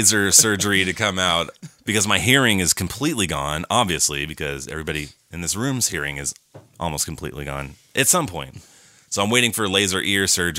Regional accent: Southern California, United States; born or raised there

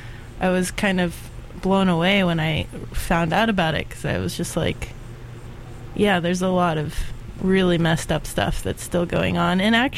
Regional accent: Florida, United States; moved away; I grew up in Florida

